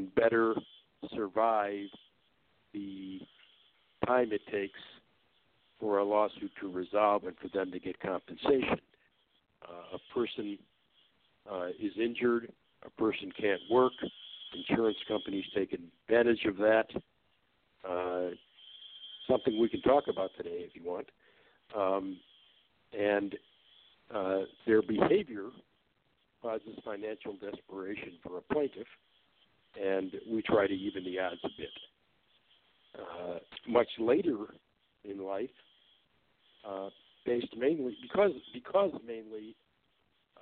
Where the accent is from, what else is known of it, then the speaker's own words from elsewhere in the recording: Detroit, Michigan, United States; I was born and raised in the Detroit, Michigan area, where I still live